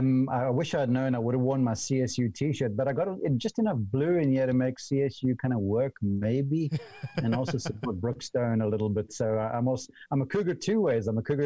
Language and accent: English; South Africa; because over there we got limited television coverage of golf back then when I was growing up, and this was a teenager